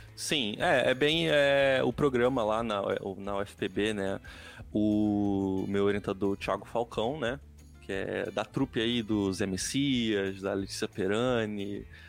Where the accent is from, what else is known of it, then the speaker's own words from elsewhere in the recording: Nova Iguaçu, Rio de Janeiro, Brazil; moved away as an adult; also born or lived in Santa Catarina / Paraná; eu sou carioca, mas na verdade eu sou fluminense, né? Eu nasci em Nova Iguaçu.